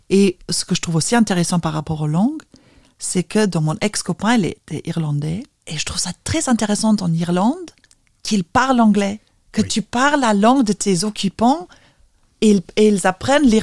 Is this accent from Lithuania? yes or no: yes; Vilnius, Vilnius County, Lithuania; accent: Vilnius; J'ai l'accent de la capitale.